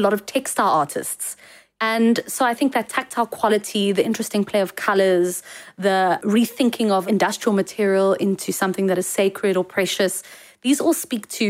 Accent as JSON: {"language": "English", "country": "South Africa", "said": "as South African designers"}